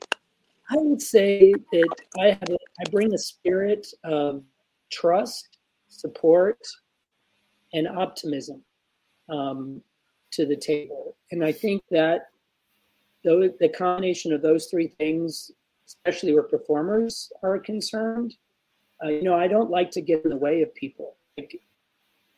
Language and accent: English; South Carolina, United States; moved away as an adult; also born or lived in New York City; I'm from South Carolina too